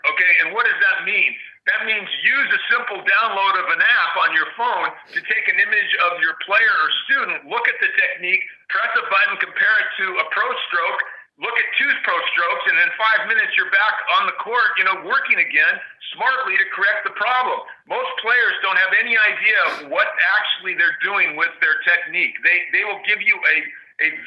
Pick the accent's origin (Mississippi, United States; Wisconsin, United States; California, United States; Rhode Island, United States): California, United States; San Diego; moved away as an adult; I grew up in San Diego at the public parks in the, you know, in the 60s. And you know, by the time I left San Diego in the early 70s